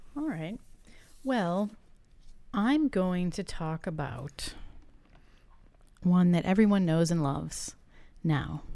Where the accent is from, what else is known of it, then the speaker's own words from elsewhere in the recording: Massachusetts, United States; I grew up in Massachusetts